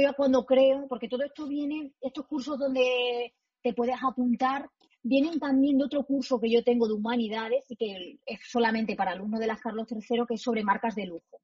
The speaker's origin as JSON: {"language": "Spanish", "town": "Almendralejo", "region": "Extremadura", "country": "Spain", "tie": "born or raised there", "also_born_or_lived": "Madrid", "moved": "as an adult", "said": "Yo nací en Extremadura, eh, soy de un pueblo que se llama Almendralejo, que está en la Tierra de Barros, muy cerquita de Mérida"}